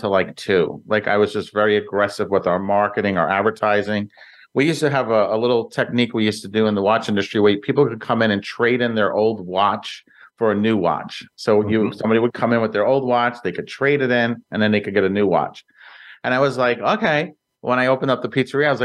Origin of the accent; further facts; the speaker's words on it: New York City, New York, United States; I grew up in Brooklyn, New York, in a small little area called Greenpoint, Williamsburg